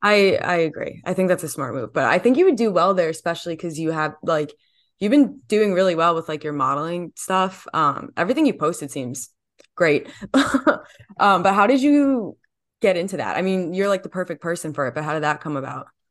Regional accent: New Jersey, United States; growing up in New Jersey and then going to Rutgers

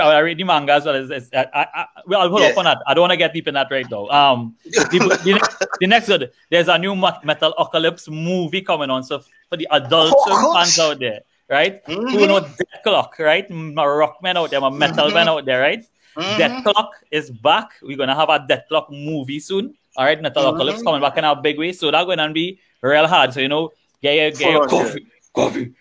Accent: Trinidad & Tobago; as a Trinidadian

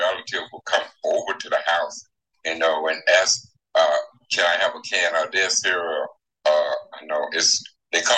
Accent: Lone Oak, Arkansas, United States; was born in what is that? Lone Oak, Arkansas

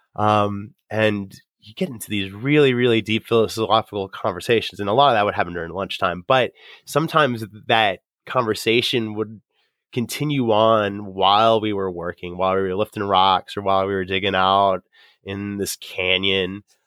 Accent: Staunton, Virginia, United States; Troop thirty in Stanton, Virginia. uh, grew up, I grew up in Pac thirty

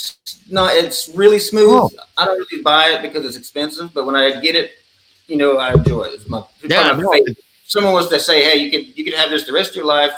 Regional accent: the Northwest, Pacific Northwest, United States; moved away; growing up in the Northwest

